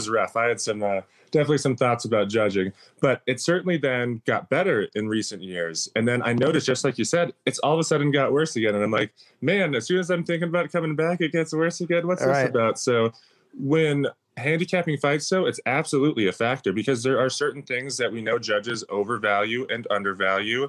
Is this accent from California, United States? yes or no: no; Minnesota, United States; moved away as an adult; now in Las Vegas, United States; I come from Minnesota, where people are, I guess, a bit extra nice.